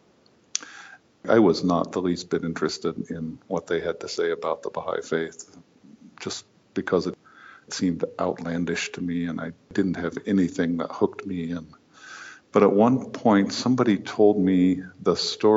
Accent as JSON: {"language": "English", "region": "Indiana", "country": "United States", "tie": "born or raised there", "moved": "as an adult", "lives_now": "Australia", "said": "I grew up in Indiana in the United States"}